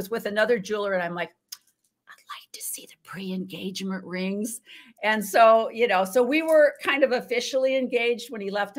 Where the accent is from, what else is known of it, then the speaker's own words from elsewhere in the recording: Illinois, United States; also born or lived in Oregon / Washington; now in Arizona, United States; I was born and raised in Illinois, Midwest, corn country.